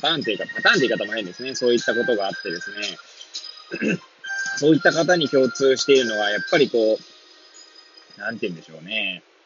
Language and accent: Japanese; Hachioji, Tokyo, Japan; moved away as an adult; now in Kamaishi, Japan; 八王子生まれ、八王子育ち、震災の前の年から、釜石で働く